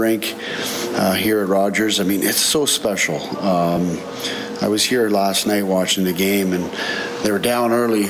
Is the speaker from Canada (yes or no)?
yes; Banff, Alberta, Canada; growing up in Banff